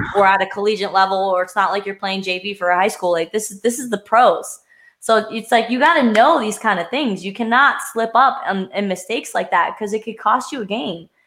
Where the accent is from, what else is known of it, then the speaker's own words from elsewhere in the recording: Pennsylvania, United States; I'm from Pennsylvania